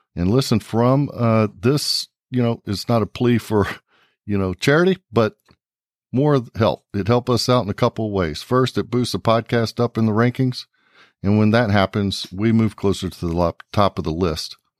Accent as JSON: {"language": "English", "town": "New Braunfels", "region": "Texas", "country": "United States", "tie": "born or raised there", "said": "I grew up in New Braunfels"}